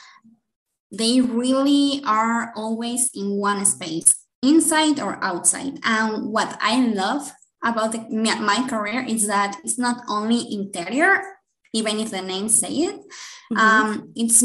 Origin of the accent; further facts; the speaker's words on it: Guadalajara, Jalisco, Mexico; English is a second language; I'm from Guadalajara, Jalisco, in Mexico.